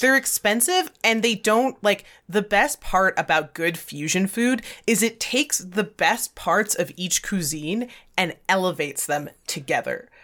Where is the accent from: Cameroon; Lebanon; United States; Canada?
Canada; Alberta; we're from Alberta